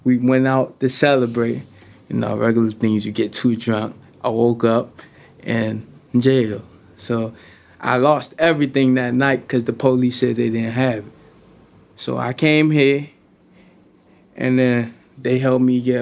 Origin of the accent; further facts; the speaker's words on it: Washington, District of Columbia, United States; I'm from Washington, D.C.